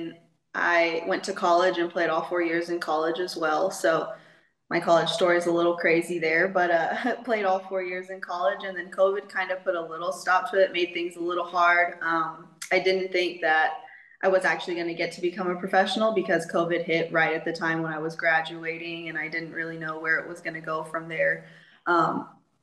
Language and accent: English; Texas, United States; moved away as an adult; now in Mexico; I am from Texas in the United States. Kind of grew up all around Texas